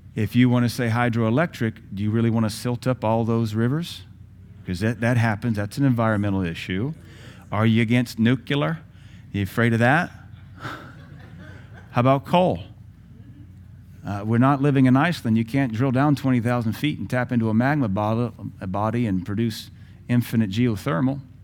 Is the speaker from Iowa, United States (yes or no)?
no; Seattle, Washington, United States; moved away; also born or lived in Indiana; I grew up in Seattle in the height of the gangbanging